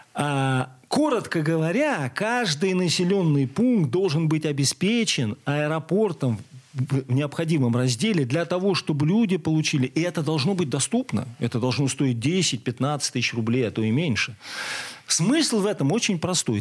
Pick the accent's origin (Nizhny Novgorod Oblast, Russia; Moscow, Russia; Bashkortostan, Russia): Nizhny Novgorod Oblast, Russia; Zavolzhye; Есть такой замечательный город Заволжье, моя, родина, моя малая родина